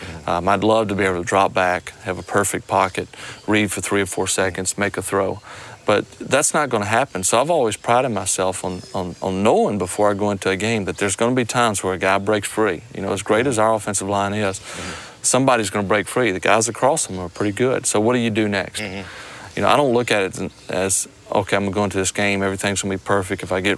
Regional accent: Mississippi, United States; Well, I'm from here. I'm from South Mississippi.

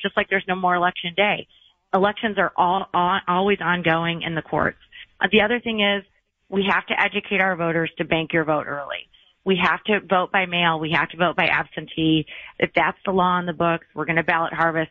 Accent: Michigan, United States; my home state of Michigan

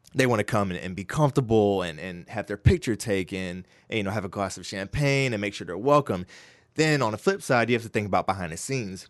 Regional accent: Winston-Salem, North Carolina, United States; growing up, born and raised in Winston-Salem

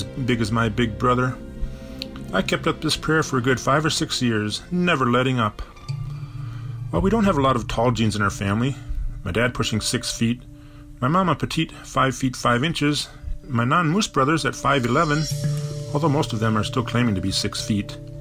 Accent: Bloomington, Minnesota, United States; growing up in Bloomington, Minnesota

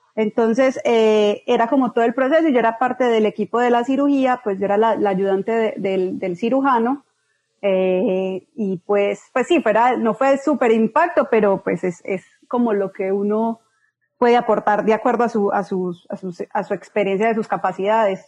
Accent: Medellín, Antioquia, Colombia; moved away as an adult; now in Sierra Leone; yo nací en Medellín

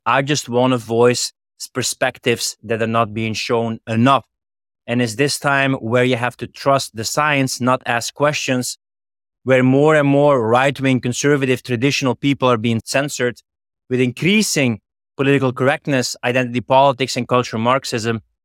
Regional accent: Flanders, Belgium; moved away; I'm originally from Flanders in Belgium

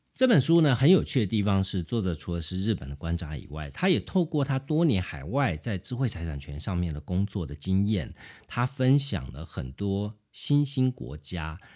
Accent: Taiwan; 我们台湾人

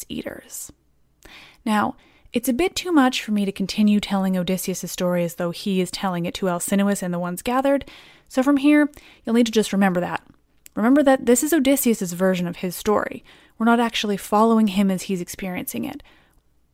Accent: England, United Kingdom; I pronounce lots of C's soft because I'm English

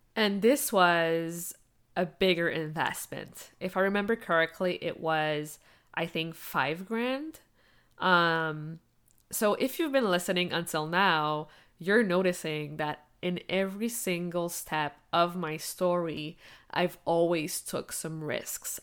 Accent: Quebec, Canada; English is a second language; also born or lived in La Romana, Dominican Republic; I was only 1 year old when we moved to Canada to Quebec, the French part of the country. I grew up learning French at school.

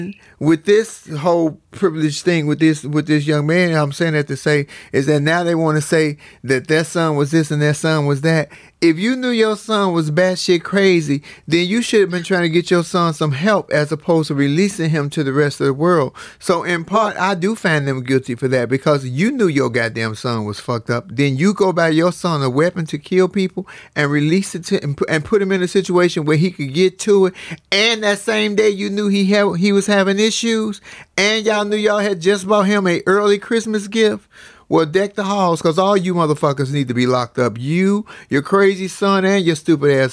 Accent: United States; as a Black American, or as just an American

